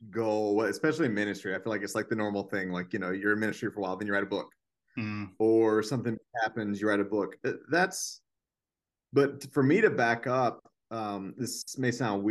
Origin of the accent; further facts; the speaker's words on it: Greenville, South Carolina, United States; accent: Southern; also born or lived in Argentina / Lexington, Kentucky / Atlanta, Georgia; now in Columbus, United States; I am originally from Greenville, South Carolina. People tell me they can still hear a little bit of the Southern.